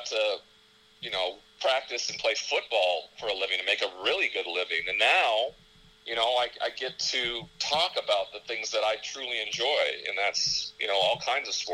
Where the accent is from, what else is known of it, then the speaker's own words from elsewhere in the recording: Montana, United States; being in Montana, we don't have a pro team. Yeah. So we had to, you know, pluck them from around the country, and WGN played in my hometown